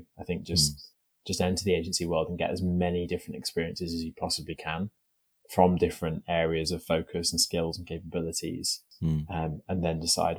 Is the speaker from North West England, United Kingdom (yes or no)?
yes; North West England, United Kingdom; I sort of have quite a neutral accent, but I'm from Merseyside. That's where I was born and where I grew up.